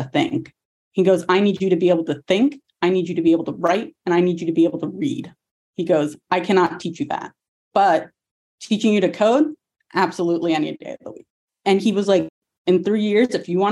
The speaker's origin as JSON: {"language": "English", "town": "Atlanta", "region": "Georgia", "country": "United States", "said": "I'm originally from Atlanta"}